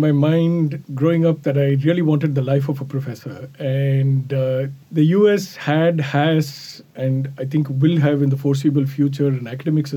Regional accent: India; moved away as an adult; also born or lived in Rochester, United States; now in New York City, United States; I originally come from India, where I grew up and did my undergrad and MBA degrees

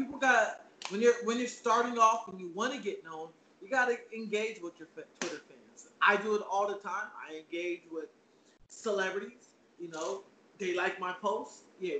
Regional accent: Alameda, California, United States; I'm from the Bay Area. Alameda is where I'm from. Oakland Arena is my spot.

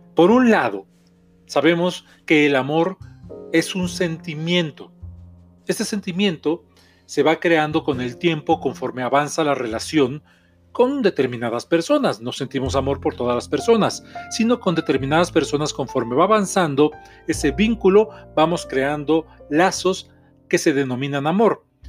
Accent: Mexico; soy terapeuta mexicano

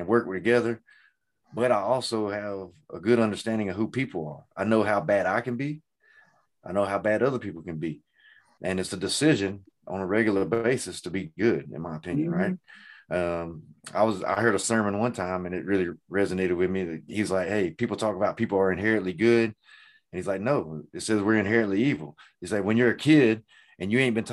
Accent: the South, United States; I'm from the South

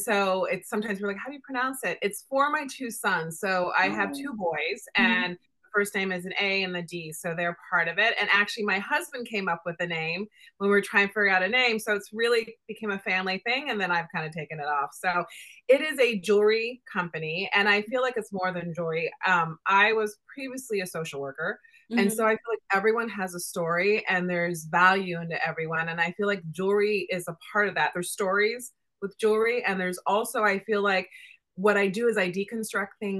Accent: Indiana, United States; now in New York, United States; I'm a Midwest girl. I grew up in Indiana

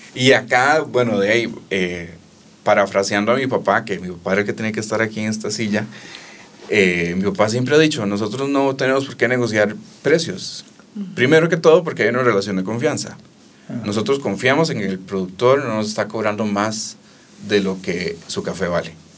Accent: Costa Rica; como tico

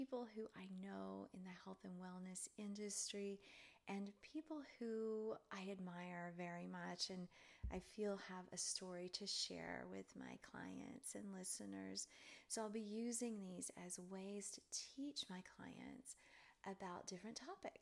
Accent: Charleston, Tennessee, United States; also born or lived in Cleveland, Tennessee; I was born in Cleveland, Tennessee, and grew up in a little town near there called Charleston, Tennessee.

